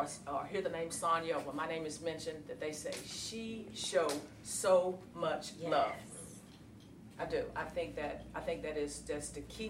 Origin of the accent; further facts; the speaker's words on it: Virginia, United States; Growing up in a small town in Virginia, I was that chick.